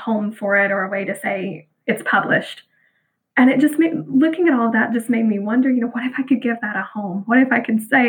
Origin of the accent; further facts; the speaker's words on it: Bible Belt of the Southern United States, United States; growing up in the Bible Belt of Southern America